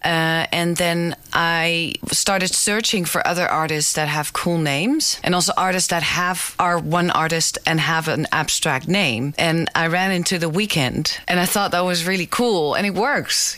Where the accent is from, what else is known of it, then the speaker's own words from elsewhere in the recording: Amsterdam, North Holland, Netherlands; the Jordaan, which is the neighborhood I grew up in in Amsterdam.